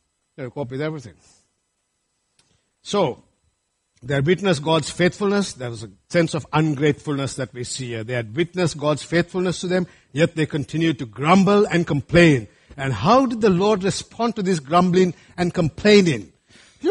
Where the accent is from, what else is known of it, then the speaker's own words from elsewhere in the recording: Sri Lanka; moved away; when I was growing up in Sri Lanka